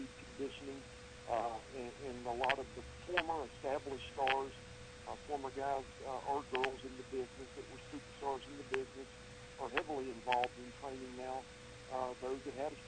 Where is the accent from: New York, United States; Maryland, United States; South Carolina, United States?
South Carolina, United States; Columbia; my hometown of Columbia, South Carolina